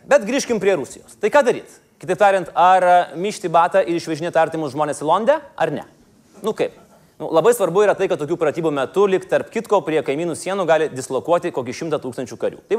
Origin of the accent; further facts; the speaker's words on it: Lithuania; O mes lietuviai nenukabinkime nosis.